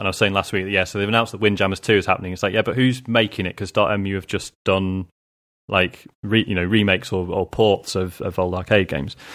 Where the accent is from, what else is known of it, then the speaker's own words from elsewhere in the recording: United Kingdom; being a Brit